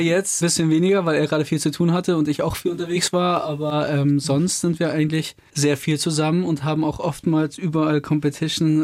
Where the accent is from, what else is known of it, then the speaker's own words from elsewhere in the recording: Überlingen, Baden-Württemberg, Germany; bei uns in Überling, wo wir herkommen, am Bodensee